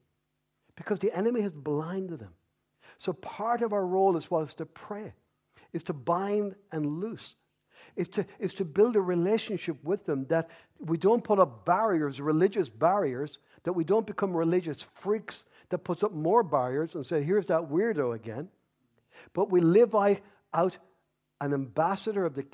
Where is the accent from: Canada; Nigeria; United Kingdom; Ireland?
Ireland; I love being Irish. I love being a Paddy